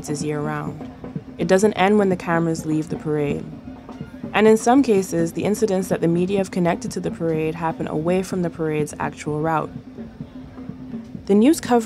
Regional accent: Trinidad & Tobago; moved away as an adult; now in United States; I grew up in Trinidad, but my father and mother are from Jamaica and Guyana, respectively.

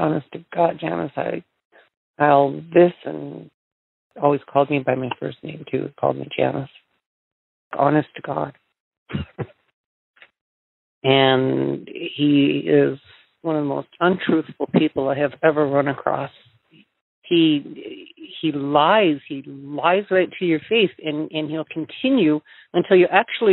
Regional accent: Belcourt, North Dakota, United States; Grew up on the Turtle Mountain Indian Reservation, Belfort, North Dakota

